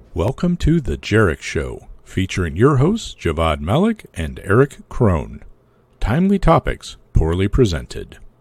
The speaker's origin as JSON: {"language": "English", "region": "Arizona", "country": "United States", "tie": "born or raised there", "moved": "yes", "lives_now": "Denver, United States", "said": "I grew up in Arizona."}